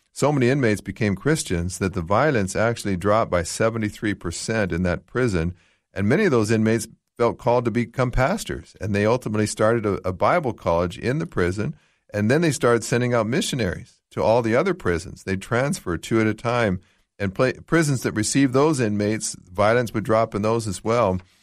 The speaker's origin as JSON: {"language": "English", "country": "Canada", "tie": "born or raised there", "moved": "yes", "said": "I grew up in Canada, which very, very secular, much like here in Australia"}